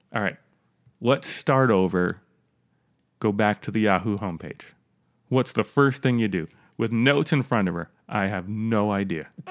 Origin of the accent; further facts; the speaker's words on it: New York, United States; I'm from New York